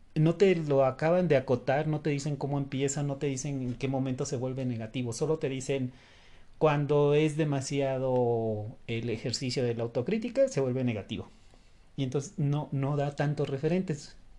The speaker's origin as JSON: {"language": "Spanish", "country": "Mexico", "said": "aquí en México"}